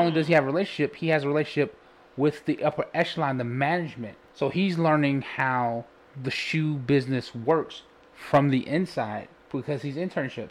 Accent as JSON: {"language": "English", "town": "Chicago", "region": "Illinois", "country": "United States", "said": "I'm from Chicago, and my grandmother used to buy a Defender every day"}